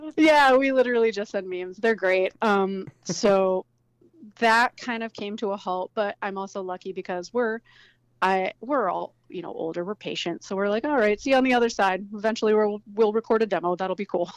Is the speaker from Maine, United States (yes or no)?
yes; rural Maine, United States; now in Philadelphia, United States; I'm not from Philadelphia originally. I'm from rural Maine.